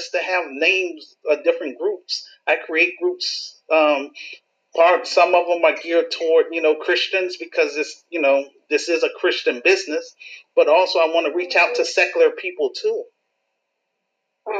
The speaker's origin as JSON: {"language": "English", "town": "Chicago", "region": "Illinois", "country": "United States", "tie": "born or raised there", "said": "my hometown in Chicago"}